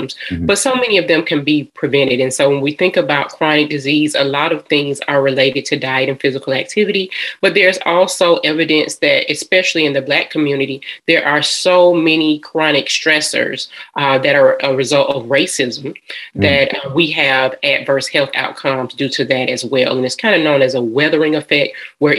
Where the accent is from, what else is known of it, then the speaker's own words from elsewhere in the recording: Atlanta, Georgia, United States; I am a Georgia peach. I am from Atlanta, Georgia.